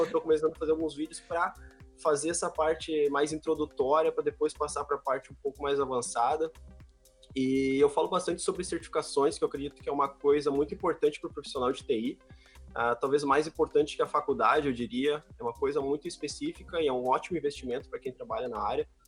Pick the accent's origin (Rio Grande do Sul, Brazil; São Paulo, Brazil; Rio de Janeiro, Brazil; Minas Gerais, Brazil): Rio Grande do Sul, Brazil; Sapiranga; sou aqui de Sapiranga, conterrâneo do Dio